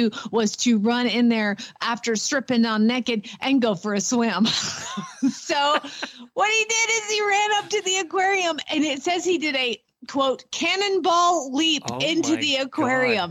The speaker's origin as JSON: {"language": "English", "region": "Georgia", "country": "United States", "tie": "born or raised there", "said": "I'm from Georgia. I was born in Georgia. My daddy's from Georgia. My whole family lives in Georgia"}